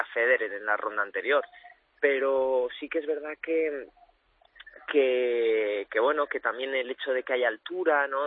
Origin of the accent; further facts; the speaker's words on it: Cuenca, Castilla-La Mancha, Spain; moved away; also born or lived in Valencia; soy nacido en Cuenca, pero mi familia es de Valencia